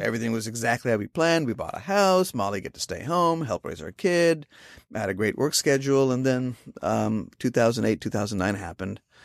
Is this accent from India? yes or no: yes; Ahmednagar, Maharashtra, India; moved away as an adult; also born or lived in South Carolina; now in United States; to my hometown of Ahmednagar